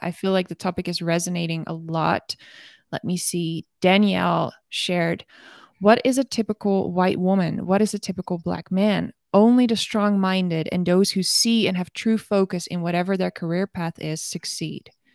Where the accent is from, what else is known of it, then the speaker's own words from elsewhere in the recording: Netherlands; moved away as an adult; now in United States; coming here as a Dutch woman.